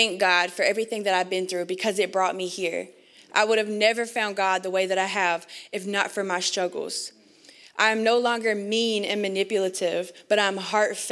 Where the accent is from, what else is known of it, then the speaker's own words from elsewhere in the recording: North Carolina, United States; born and raised in North Carolina